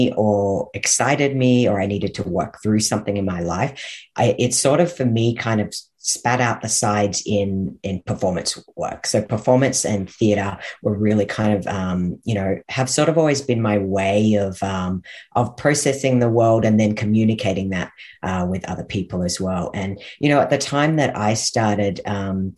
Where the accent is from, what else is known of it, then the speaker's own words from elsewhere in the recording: Australia; moved away as an adult; now in Canada; Well, I actually grew up in Australia. I've been in Canada for the last 12 years